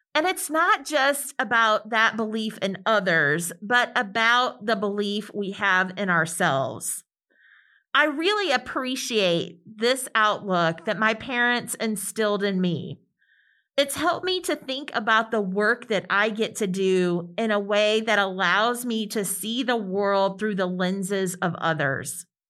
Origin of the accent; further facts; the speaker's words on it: central Illinois, United States; moved away as an adult; also born or lived in Atlanta, Georgia; now in Mississippi, United States; I was born outside of Atlanta, but my family relocated to central Illinois when I was a little girl